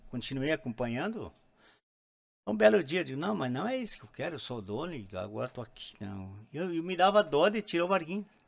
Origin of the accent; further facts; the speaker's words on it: Gaúcho, Rio Grande do Sul, Brazil; eu sou gaúcho mesmo